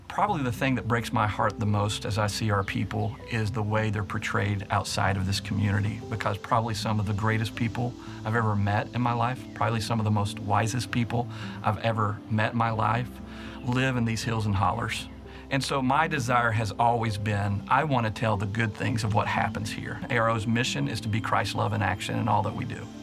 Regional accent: Martin County, Kentucky, United States; I was born and raised in Martin County, and so I have a lot of great memories in Eastern Kentucky and Martin County.

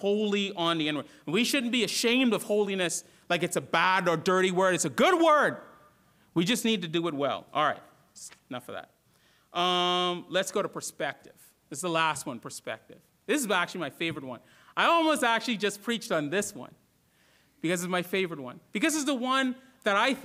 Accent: Bahamas; also born or lived in Florida / North Georgia; now in Georgia, United States; When I grew up in the Bahamas, we had no mountains

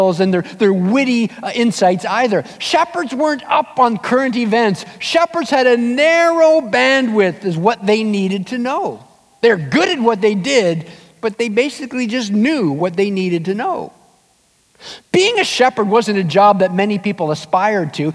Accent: Southern Ontario, Canada; moved away; my wife and I headed back to Ontario, we're from Southern Ontario

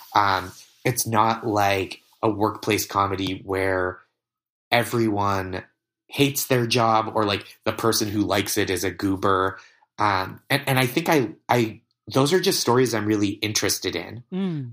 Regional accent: just outside Boston, Massachusetts, United States; the town that I grew up in just outside Boston

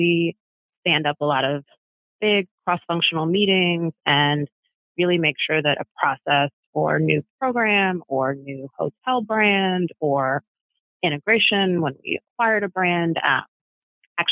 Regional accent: Maryland, United States; now in Washington, D.C., United States; I'm from Maryland, right outside of DC.

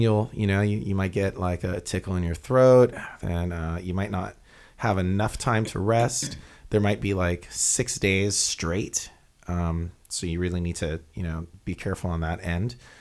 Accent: Hawaii, United States; we're from Hawaii

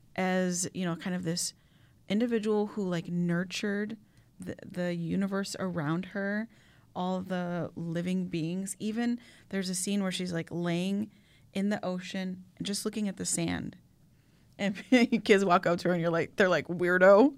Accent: Chicago, Illinois, United States; Yes, I'm a Latina, but even maybe before I'm a Latina, I'm a Chicagoan, like, through and through

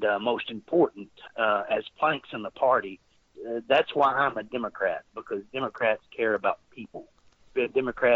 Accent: rural Arkansas, United States; born or raised there; also born or lived in Texas

